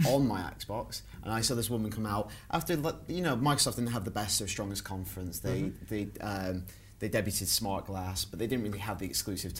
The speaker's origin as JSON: {"language": "English", "area": "Lancashire", "region": "North West England", "country": "United Kingdom", "tie": "born or raised there", "said": "I was growing up in Lancashire."}